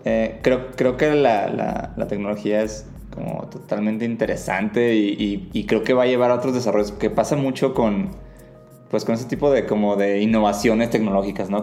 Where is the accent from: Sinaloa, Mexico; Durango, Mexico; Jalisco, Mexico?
Sinaloa, Mexico; Mazatlán; moved away; yo personalmente vengo de una ciudad chica, Mazatlán, Sinaloa